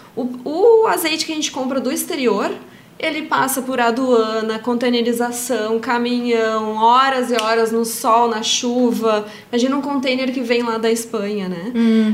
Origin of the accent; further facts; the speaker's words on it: Brazil; como brasileira